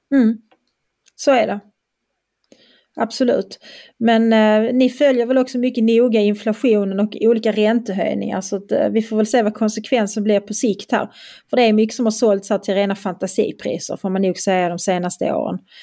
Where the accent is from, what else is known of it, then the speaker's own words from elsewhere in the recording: Skåne, Sweden; accent: Scanian; also born or lived in Österlen; now in Borrby, Sweden; jag är i alla fall bofast och jag är skåning